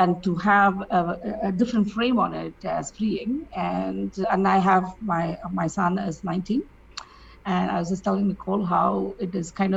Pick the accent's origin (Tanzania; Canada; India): India; I grew up in India